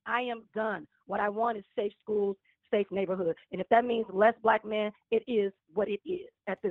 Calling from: Chicago, Illinois, United States; I'm …. I'm calling from Chicago, Illinois.

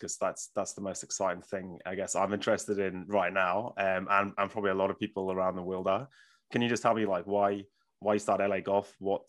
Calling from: New Zealand; I'm calling you from New Zealand. So it's a bit far away from America

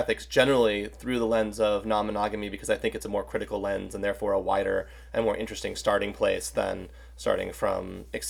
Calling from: Charlotte, North Carolina, United States; I am joining from Charlotte, North Carolina in the United States.

